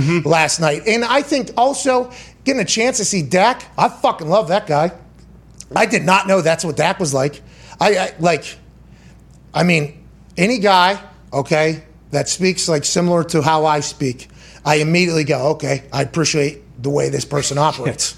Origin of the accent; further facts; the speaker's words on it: Pittsburgh, Pennsylvania, United States; Growing up in Pittsburgh around too many Italians